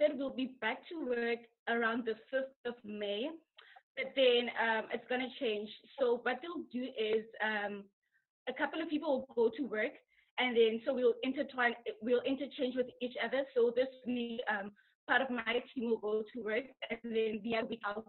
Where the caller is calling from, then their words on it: Dublin, Leinster, Ireland; I'm calling from Dublin, Ireland.